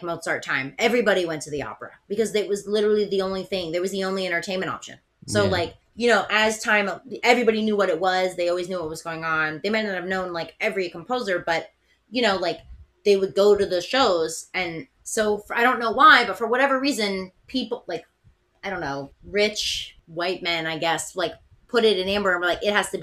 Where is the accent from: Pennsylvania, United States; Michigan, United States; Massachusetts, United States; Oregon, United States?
Pennsylvania, United States; Philadelphia; moved away; I'm from Philadelphia originally